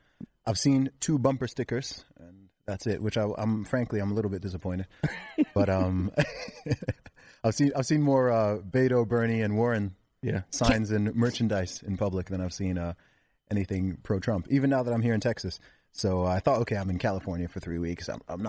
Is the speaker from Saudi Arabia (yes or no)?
yes; Saudi Arabia; also born or lived in London, United Kingdom; I'm not from London. I did live in London for 3 years, though, in terms of my background. I actually grew up in the Middle East in Saudi Arabia with a lot of Americans, Canadians, British people from all over the world, hence why I don't really have a British accent.